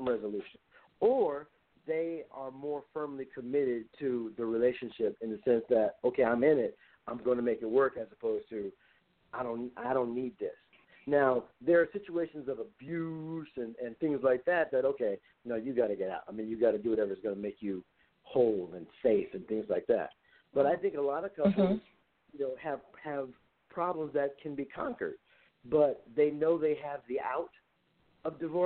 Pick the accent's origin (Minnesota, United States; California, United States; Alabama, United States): California, United States; Compton; I was born and raised in Compton